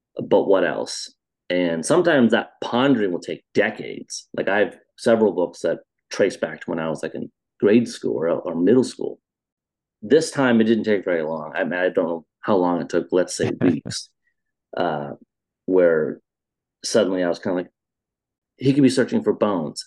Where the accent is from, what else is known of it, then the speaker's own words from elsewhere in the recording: Iowa, United States; now in Chicago, United States; I was a little kid growing up in Iowa, in the center of the America